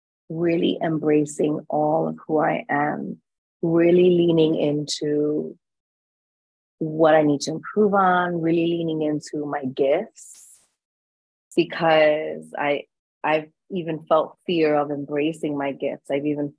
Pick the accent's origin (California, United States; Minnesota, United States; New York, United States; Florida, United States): New York, United States; New York City; also born or lived in Bronx, New York; I was born and raised in the Lower East Side of Manhattan